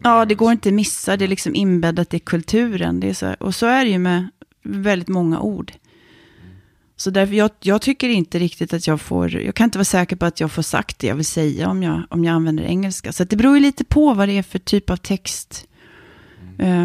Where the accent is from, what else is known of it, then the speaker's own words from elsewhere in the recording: Kalmar, Kalmar County, Sweden; first language Swedish; moved away as an adult; also born or lived in Norrköping / Lund; Vi var först i Lindstad, där jag växte upp, som villaområde